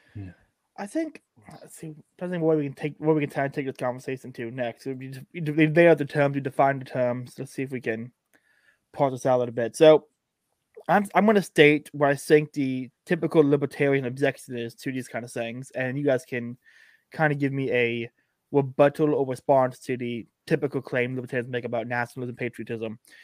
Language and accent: English; Florida, United States; I'm a Florida nationalist